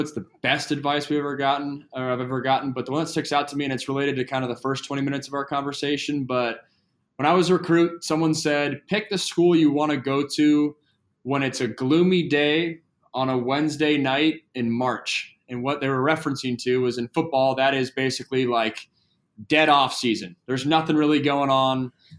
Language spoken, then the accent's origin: English; Seattle, Washington, United States; And then that coupled with I'm also from Seattle. So I lost my Supersonics.